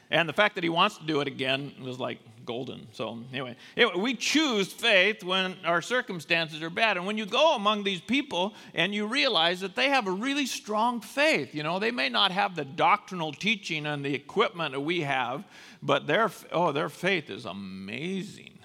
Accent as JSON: {"language": "English", "country": "United States", "said": "as American Christians"}